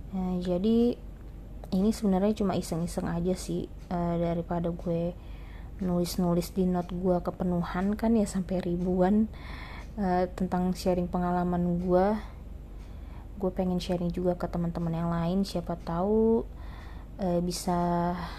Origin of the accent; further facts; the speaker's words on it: Jakarta, Indonesia; also born or lived in Sungai Penuh, Jambi; gua berasal, eee, dan lahir dari kota Sungai Penuh di Provinsi Jambi dan sejak kecil gua tinggal di Jakarta bersama dengan kedua orang tua gua